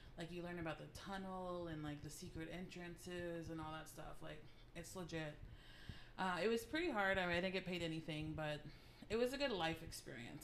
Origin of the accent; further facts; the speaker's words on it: San Antonio, Texas, United States; I grew up here in San Antonio